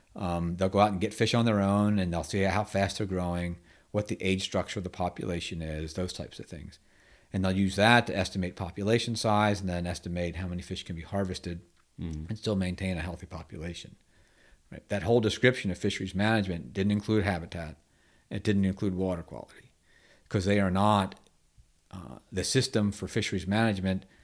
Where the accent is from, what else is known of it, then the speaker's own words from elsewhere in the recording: United States; growing up in Chesapeake Bay Area, Bay Area in the '70s